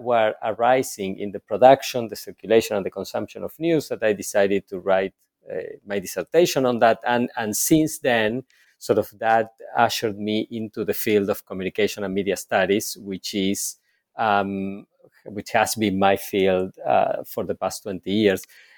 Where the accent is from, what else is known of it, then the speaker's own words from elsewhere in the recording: Argentina; So I was born and raised in Argentina, and I had a first professional career as a clinical psychologist.